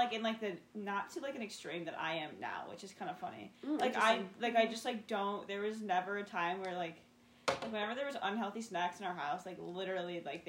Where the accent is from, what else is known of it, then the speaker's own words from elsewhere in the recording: Wheaton, Illinois, United States; this past semester, I lived with my parents. So it's, like, I've had, like, the easy in because I'm from Wheaton.